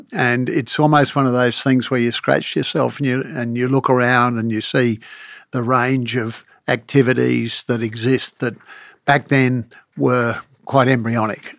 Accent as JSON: {"language": "English", "town": "Brisbane", "region": "Queensland", "country": "Australia", "tie": "born or raised there", "said": "growing up in Brisbane"}